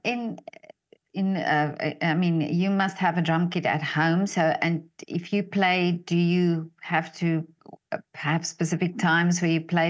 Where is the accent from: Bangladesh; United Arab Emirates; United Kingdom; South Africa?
South Africa; I'm from South Africa